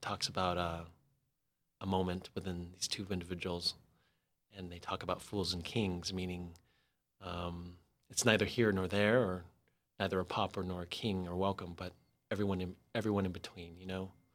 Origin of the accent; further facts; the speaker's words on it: San Diego, California, United States; moved away; also born or lived in Los Angeles; I ended up moving back to San Diego, to my hometown, after sixteen years in L